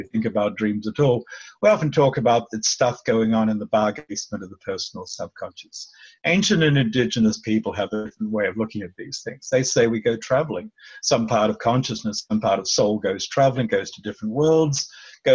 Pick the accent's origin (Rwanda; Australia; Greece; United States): Australia; also born or lived in Melbourne, Australia; I was born in Australia. Whether I ever grew up is a matter of discussion, but I was born in Australia. At 3 years old, my mother said, I'll take you to meet family out on the West Coast. We were living in Melbourne